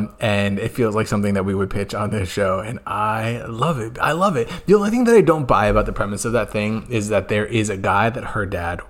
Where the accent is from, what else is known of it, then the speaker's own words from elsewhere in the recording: United States; I am an American. I'm a traditionalist.